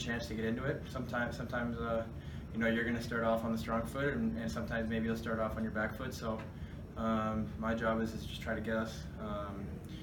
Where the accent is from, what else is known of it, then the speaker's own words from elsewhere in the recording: Boston, Massachusetts, United States; moved away; growing up in the Boston area